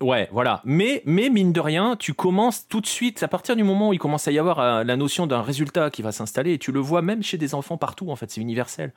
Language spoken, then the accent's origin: French; France; chez nous en France